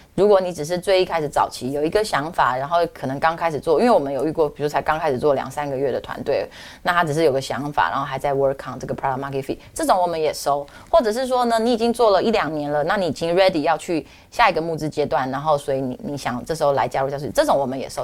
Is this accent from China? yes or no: no; Taiwan; 从我是台湾人角度，我觉得很棒啊